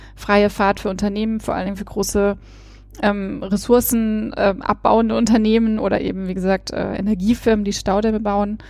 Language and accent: German; Hesse, Germany; moved away as an adult; also born or lived in Chemnitz / Mexico; ich komme ganz ursprünglich aus Hessen